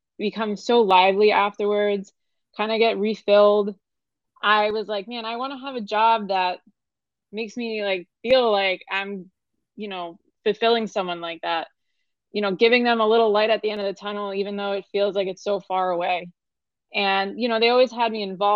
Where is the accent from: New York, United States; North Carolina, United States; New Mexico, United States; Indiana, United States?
New York, United States; moved away as an adult; now in Fort Lauderdale, United States; I'm originally from New York. I came down here 6 years ago.